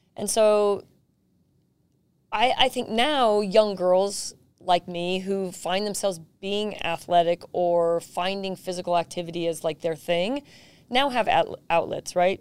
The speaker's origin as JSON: {"language": "English", "town": "San Jose", "region": "California", "country": "United States", "tie": "born or raised there", "said": "I was just a regular kid growing up in South San Jose"}